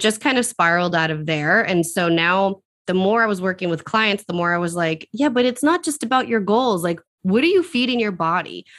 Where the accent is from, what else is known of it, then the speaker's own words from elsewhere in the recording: Central Massachusetts, United States; I'm from Central Massachusetts.